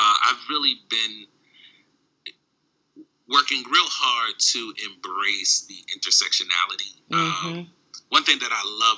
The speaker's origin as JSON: {"language": "English", "town": "Baltimore", "region": "Maryland", "country": "United States", "tie": "born or raised there", "also_born_or_lived": "Washington, D.C.", "moved": "yes", "lives_now": "Midwest, United States", "said": "growing up in Baltimore and D.C."}